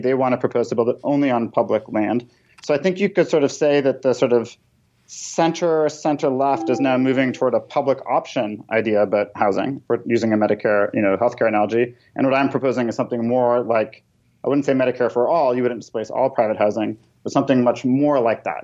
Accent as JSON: {"language": "English", "town": "Toronto", "region": "Ontario", "country": "Canada", "tie": "born or raised there", "moved": "yes", "lives_now": "United States", "said": "I grew up in Toronto"}